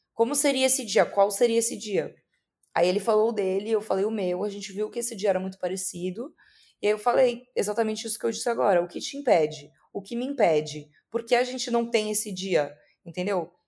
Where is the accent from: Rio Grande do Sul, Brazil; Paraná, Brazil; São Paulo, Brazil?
São Paulo, Brazil; moved away as an adult; now in Rio de Janeiro, Brazil; eu sou paulista, agora eu tô morando no Rio de Janeiro